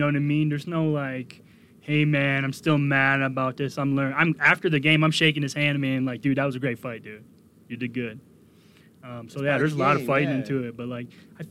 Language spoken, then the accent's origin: English; Canada; moved away; I grew up in Canada